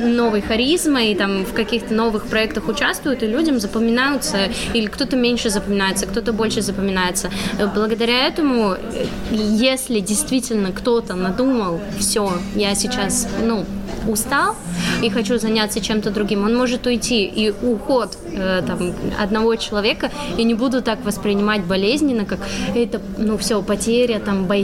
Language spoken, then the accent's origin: Russian; Perm, Perm Krai, Russia; Потому что я родом из Перми, зарегистрирована в в Перми, и у меня ИП в Перми